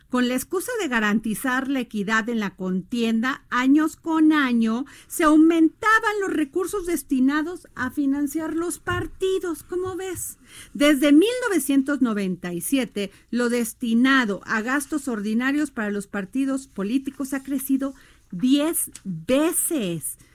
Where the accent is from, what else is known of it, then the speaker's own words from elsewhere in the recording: Mexico; en México somos más los mexicanos y las mexicanas que nos levantamos a dar todo por México, por nuestro país